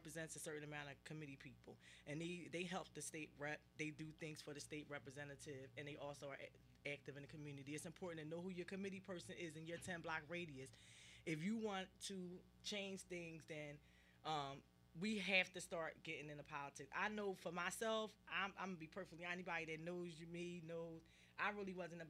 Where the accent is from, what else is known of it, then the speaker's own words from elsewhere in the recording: Philadelphia, Pennsylvania, United States; I'm from South Philly, and the schools that I went to, my high school is closed, my elementary school is closed. There's about two schools left in my immediate area where I grew up at.